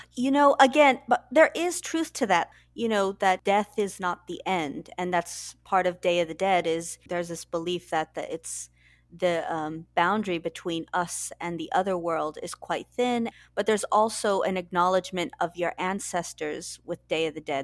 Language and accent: English; San Antonio, Texas, United States; moved away as an adult; now in London, United Kingdom; I'm originally from Texas, San Antonio